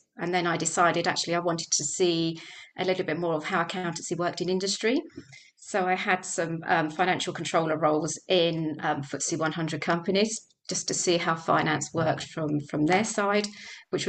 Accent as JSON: {"language": "English", "town": "Dunstable", "region": "East of England", "country": "United Kingdom", "tie": "born or raised there", "said": "So we're firmly established in Dunstable. It's my hometown. I went away to university, came back again."}